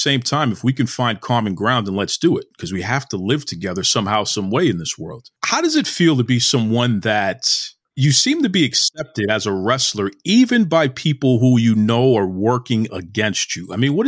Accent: Boston, Massachusetts, United States; I'm born and raised in Boston, been here my whole life, right? So I'm a black man in America. Grew up in the 80s.

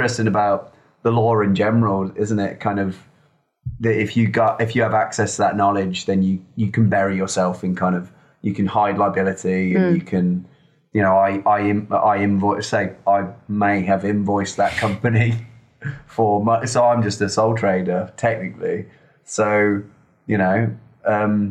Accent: Redditch, West Midlands, United Kingdom; A place called Redditch.

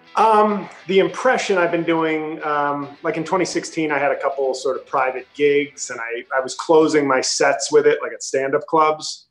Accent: New York City, New York, United States; moved away as an adult; now in New Jersey, United States; I'm from New York City, but I now live in Jersey

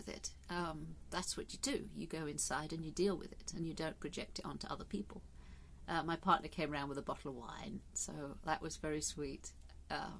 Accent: England, United Kingdom; I love my country. I'm English.

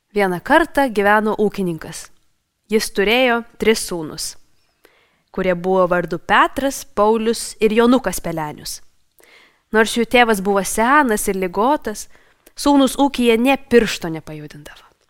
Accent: Lithuania; Norwegian is a second language; moved away as an adult; also born or lived in Nordic countries; now in Norway; Jeg er født og oppvokst i Litauen.

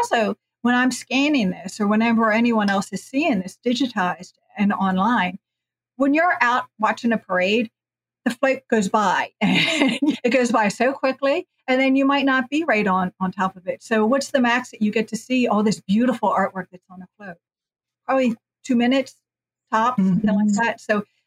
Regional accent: the North, Northern United States, United States; now in New Orleans, United States; as a Northerner

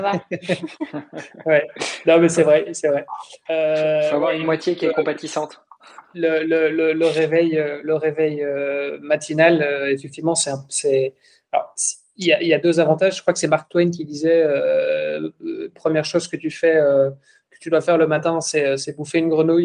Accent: Belgium; moi je suis belge

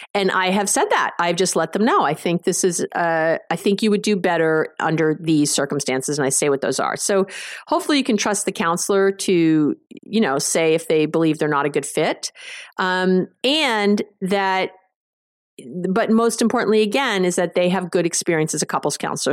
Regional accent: New York, United States; I'm a Jew from New York.

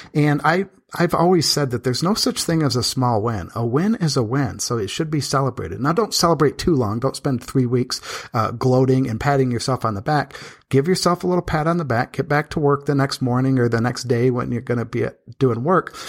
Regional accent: Michigan, United States; now in Las Vegas, United States; I'm from Michigan where they used to average about a hundred sunny days a year

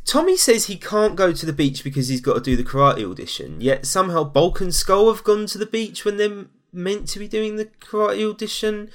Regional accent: London, United Kingdom; I hail from East London

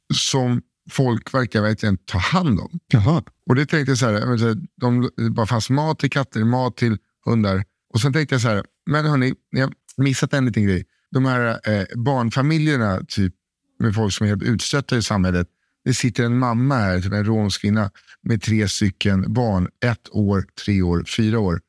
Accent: Sweden; I'm from Sweden

